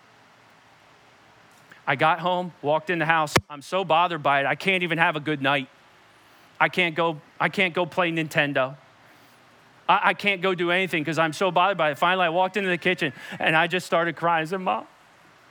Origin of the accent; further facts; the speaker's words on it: Perkasie, Pennsylvania, United States; I came home from Perkasie Elementary at the time, which is now Guth Elementary